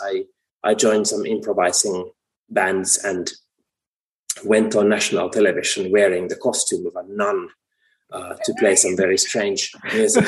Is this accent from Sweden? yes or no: no; Finland; also born or lived in United States; my home country